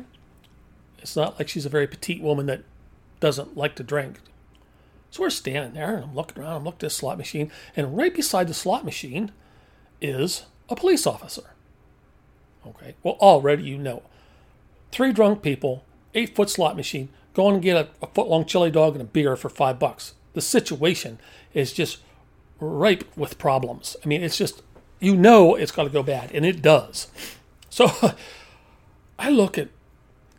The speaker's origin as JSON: {"language": "English", "region": "East Coast", "country": "United States", "moved": "yes", "said": "I'm from the East Coast."}